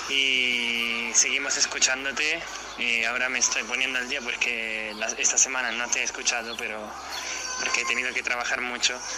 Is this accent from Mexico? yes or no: no; Italy; Spanish is a second language; yo soy italiano y mi, novia también.